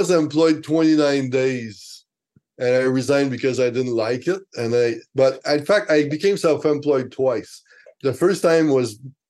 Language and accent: English; Canada; first language French; English is a second language; I accepted one very great job, best magazine in French in Canada. It's my mother tongue.